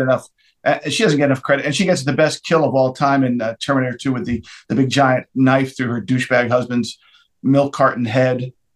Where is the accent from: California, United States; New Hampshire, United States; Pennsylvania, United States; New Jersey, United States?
New Jersey, United States; moved away as an adult; I, am from New Jersey